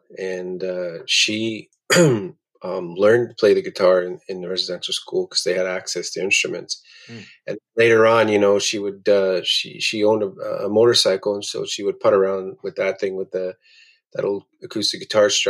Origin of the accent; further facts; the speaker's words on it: Attawapiskat, Ontario, Canada; I'm from Attawapiskat, Ontario, located on the west coast of James Bay in Canada's far north